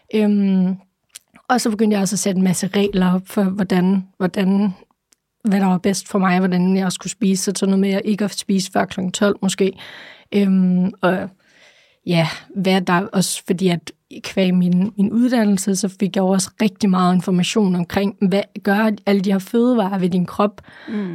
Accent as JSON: {"language": "Danish", "town": "Aalborg", "region": "North Denmark Region", "country": "Denmark", "said": "jeg er fra Aalborg"}